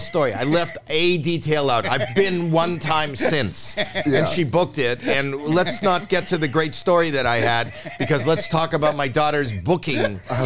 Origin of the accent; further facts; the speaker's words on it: Canada; now in California, United States; I was born and raised in Canada.